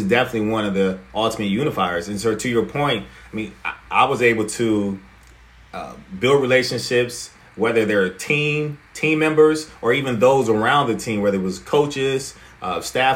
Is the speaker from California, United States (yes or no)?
no; Warren, Ohio, United States; I'm originally from Warren, Ohio